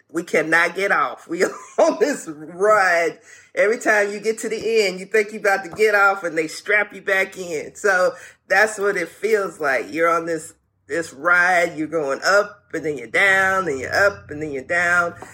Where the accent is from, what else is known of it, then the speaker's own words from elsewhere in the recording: the South, United States; I'm a Southern child. I'm from the South.